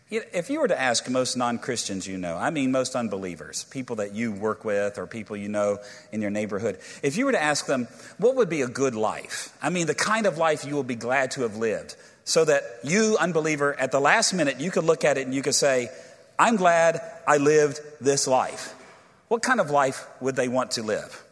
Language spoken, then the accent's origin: English; Virginia, United States; I'm from Virginia